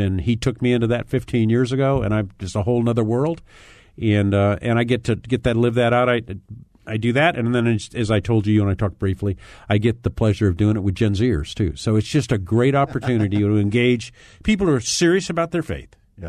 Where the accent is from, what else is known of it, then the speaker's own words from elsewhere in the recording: East Coast, United States; I'm from the East Coast. I work from Virginia.